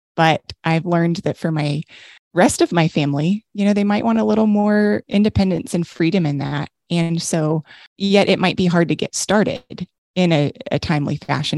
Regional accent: Texas, United States; I'm from Texas and I say supper

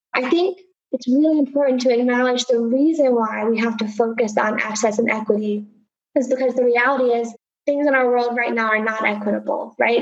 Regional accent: Appalachia, Southwest Virginia, United States; now in Houston, United States; But certainly my heart is in the mountains of Southwest Virginia.

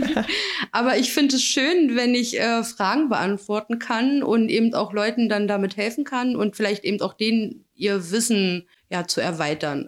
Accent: Magdeburg, Saxony-Anhalt, Germany; Bin aus Magdeburg.

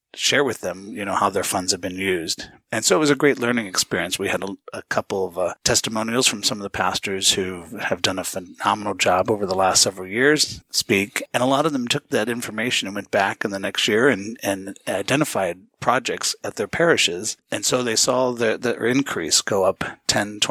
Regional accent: St. Louis, Missouri, United States; moved away as an adult; also born or lived in Los Angeles / Northern California / Manhattan; I grew up in the Midwest in St. Louis

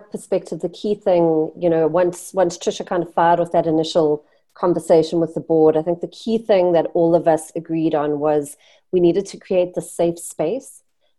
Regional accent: South Africa; moved away; I'm from South Africa. I've grown up with apartheid

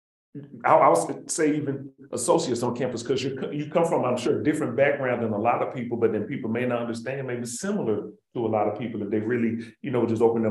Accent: Birmingham, Alabama, United States; I grew up in North Birmingham, and I was raised by my parents, but mostly by my grandparents.

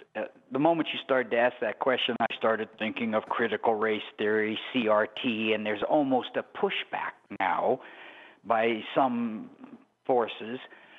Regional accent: Pacific Northwest, United States; now in Arizona, United States; I'm from the Pacific Northwest.

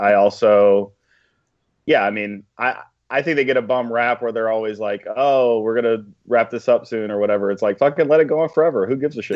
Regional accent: Georgia, United States; moved away; We're from Alabama and, uh, Georgia respectively

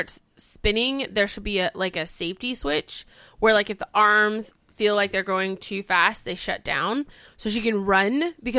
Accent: Scotland, United Kingdom; Yeah, I'm Scottish.

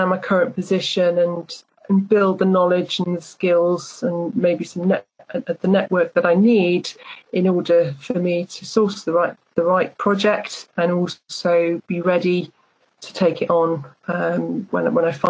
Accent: North Wales, United Kingdom; I'm 46 years old and I'm from North Wales.

